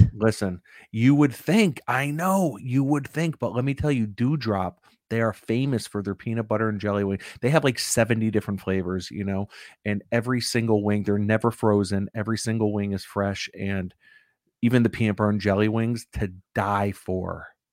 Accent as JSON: {"language": "English", "country": "United States", "said": "as an American"}